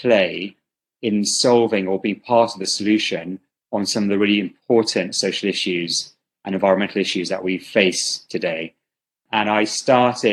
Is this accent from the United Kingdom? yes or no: yes; United Kingdom; also born or lived in Karachi, Pakistan; now in Spain; I grew up in the UK